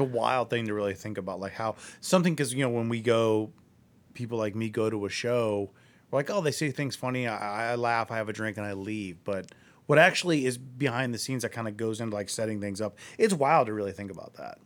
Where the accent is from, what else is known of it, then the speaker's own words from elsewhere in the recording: Akron, Ohio, United States; I'm from Akron.